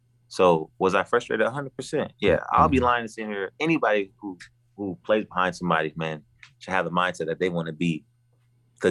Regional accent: Richmond, California, United States; also born or lived in Martinez, California / Antioch, California; now in Pittsburgh, United States; I stayed in Richmond almost like for a good portion of my life. I like to say I was from Richmond

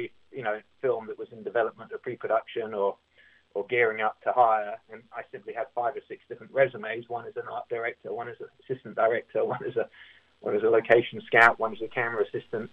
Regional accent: Berkshire, South East England, United Kingdom; moved away as an adult; also born or lived in Windsor; now in Los Angeles, United States; I grew up in a place called in a county called Berkshire

